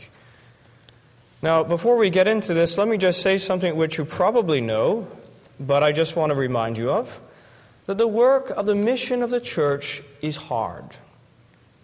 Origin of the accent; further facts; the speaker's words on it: Florida, United States; I'm from Florida